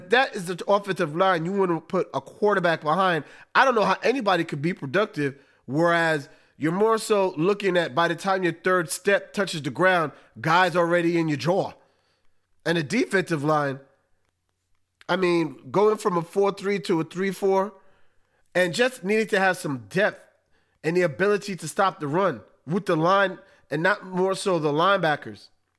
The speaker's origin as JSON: {"language": "English", "region": "New York", "country": "United States", "said": "being a New Yorker."}